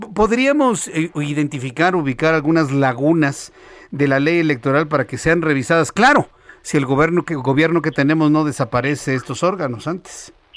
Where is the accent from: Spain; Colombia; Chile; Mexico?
Mexico; Los mexicanos no somos venezolanos